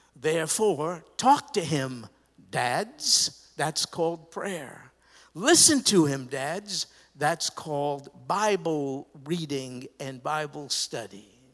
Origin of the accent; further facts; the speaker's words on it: New York, United States; I grew up in New York